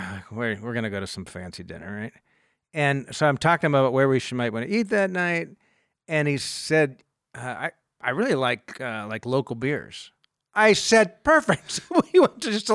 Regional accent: Southern California, United States; now in Northern California, United States; I've spent my whole life in California. I grew up in Southern California

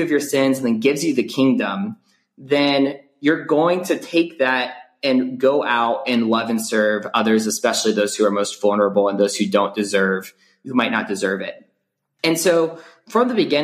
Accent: Atlanta, Georgia, United States; I grew up in the Atlanta area in a suburb of Atlanta.

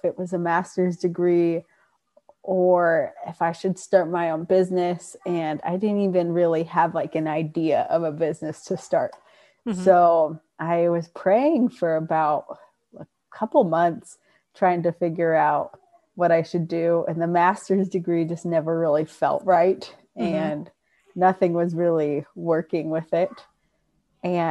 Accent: Rancho Cucamonga, California, United States; I was born and raised in Rancho Cucamonga

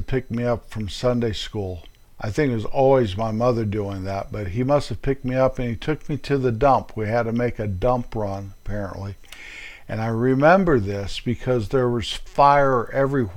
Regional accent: Colorado, United States; also born or lived in California; we moved from California back to my hometown in Colorado

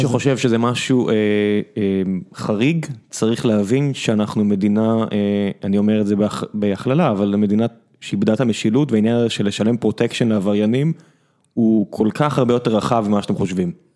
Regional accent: South, Israel; אני גדלתי בדרום

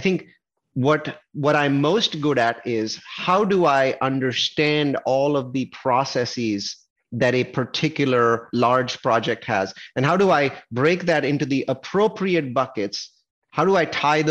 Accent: Silicon Valley, California, United States; I'm from Silicon Valley

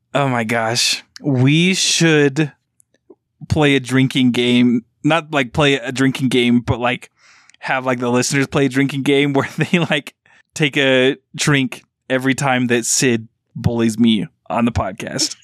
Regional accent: Utah, United States; growing up in Utah

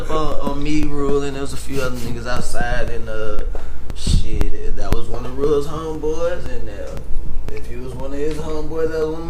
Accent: Atlanta, Georgia, United States; born there; I was born in Atlanta. A lot of people don't know that about me. Grady baby, you know what I'm saying?

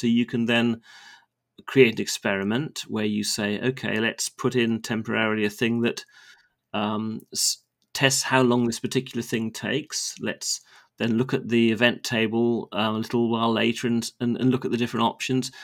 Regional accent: United Kingdom; as a Brit when we live on a very small island off the northwestern shore of Europe

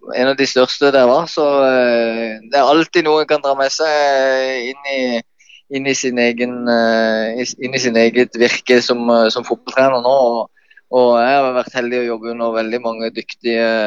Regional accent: Kristiansand, Agder, Norway; Jeg vokste opp på Hellemyr

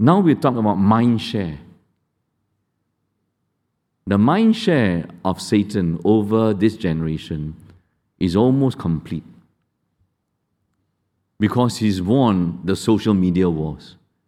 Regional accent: Malaysia; I'm Indian. But I grew up among Indians and Malays in Malaysia more than you.

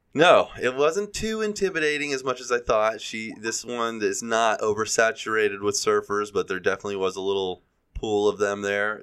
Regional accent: Gulf Coast, United States; now in California, United States; I grew up on the Gulf Coast

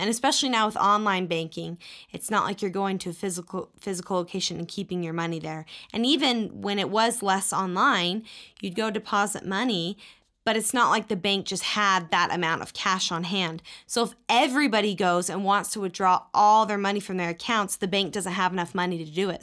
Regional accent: Texas, United States; moved away as an adult; when I was growing up in Texas

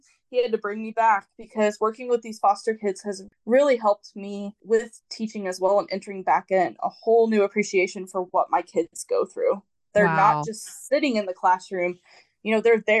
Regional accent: Wichita, Kansas, United States; I belong in Wichita

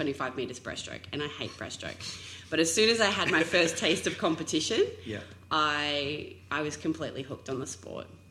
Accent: Townsville, Queensland, Australia; I grew up in Townsville in North Queensland

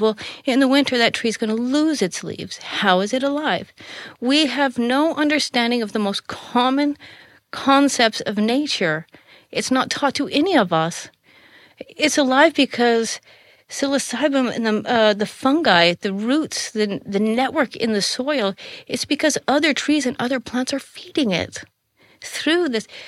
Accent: Colorado, United States; moved away as an adult; now in Netherlands; I grew up in Colorado was so far out in the middle of nowhere

